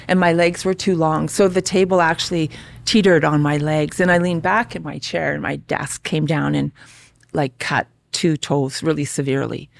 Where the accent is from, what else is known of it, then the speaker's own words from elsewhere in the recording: Calgary, Alberta, Canada; also born or lived in Regina, Saskatchewan; I grew up in Calgary. Well, actually, I was born in Regina. Three years old, my parents moved to Calgary with our family.